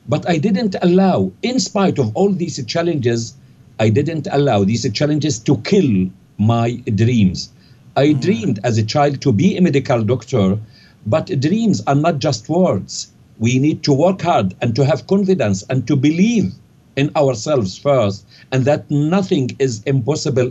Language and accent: English; Jabalia, Gaza Strip, Palestine; moved away as an adult; also born or lived in Cairo, Egypt / London, United Kingdom; now in Canada; where I was born in Jabalia refugee camp in the Gaza Strip